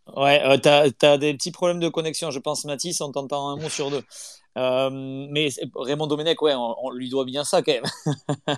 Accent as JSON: {"language": "French", "area": "the South-West", "region": "south-west France", "country": "France", "said": "je suis pas de Nantes, hein. je, suis, du Sud-Ouest"}